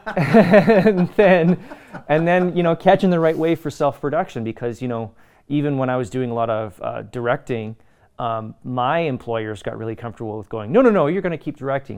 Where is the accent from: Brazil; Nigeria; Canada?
Canada; I'm from Canada.